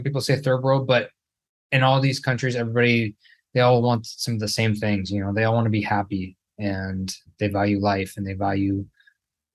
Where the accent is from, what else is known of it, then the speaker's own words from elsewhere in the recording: Northern California, United States; moved away as an adult; now in Brazil; I'm originally from Northern California, about 2 hours north of San Francisco.